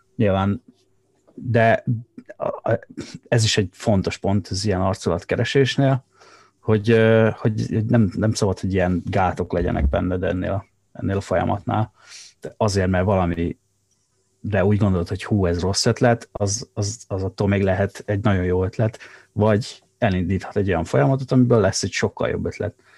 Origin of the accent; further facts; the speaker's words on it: Szabolcs-Szatmár-Bereg, Hungary; accent: Szabolcs dialect; moved away; szabolcs, szabolcsiak vagyunk, és uh, egy nagyon erős tájszólás uh, jellemzi ezt a, ezt a vidéket